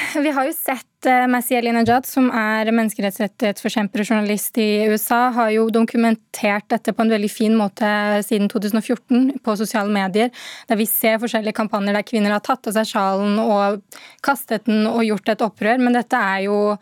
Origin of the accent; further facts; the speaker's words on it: Norway; jeg har vokst opp i Norge